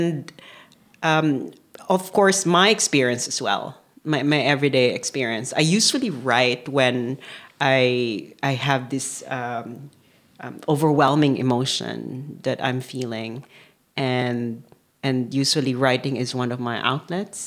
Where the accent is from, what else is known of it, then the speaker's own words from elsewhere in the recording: Manila, Metro Manila, Philippines; moved away as an adult; also born or lived in Amsterdam, Netherlands; now in Maastricht, Netherlands; I'm originally from Manila, Philippines. I was born in Manila